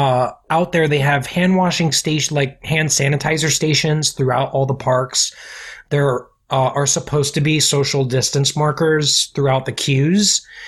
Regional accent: Orlando, Florida, United States; moved away as an adult; also born or lived in Staten Island, New York; I was born in Staten Island. Okay. But then I was raised in Orlando.

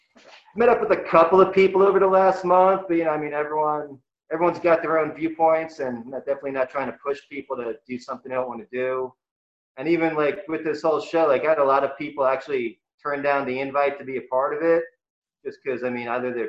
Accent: New York City, New York, United States; moved away; Being a New Yorker? I don't think there's anywhere else to get that kind of work ethic.

